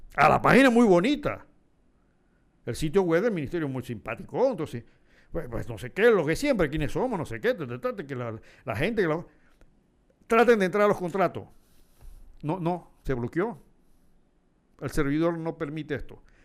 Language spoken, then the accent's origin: Spanish; Panama; nosotros tenemos que ser conscientes como panameños